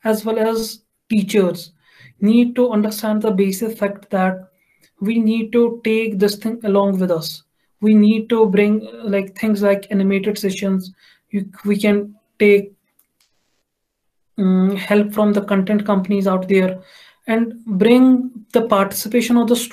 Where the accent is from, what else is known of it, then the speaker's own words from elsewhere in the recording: Jammu and Kashmir, India; I'm from Kashmir